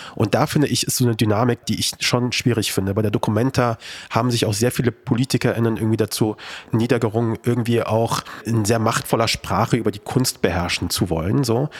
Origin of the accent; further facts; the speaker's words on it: Kassel, Hesse, Germany; moved away; Ich bin aus Kassel. Meine Eltern leben noch dort